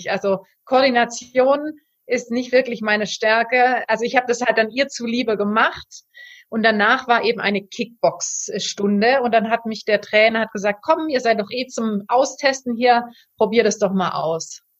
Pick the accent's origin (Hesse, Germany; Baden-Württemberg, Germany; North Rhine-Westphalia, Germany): Baden-Württemberg, Germany; Ulm; Und dann ähm, habe ich das noch in meiner Heimatstadt Ulm gemacht für erstmal ähm, ein Jahr in einem, in einem Verein